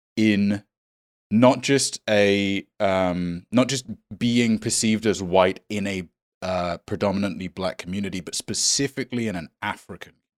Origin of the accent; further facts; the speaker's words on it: United Kingdom; me being British and being Indian